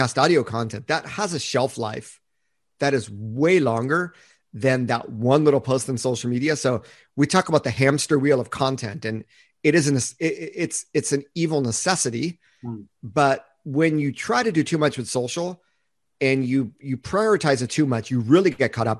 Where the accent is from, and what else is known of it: United States; also born or lived in Japan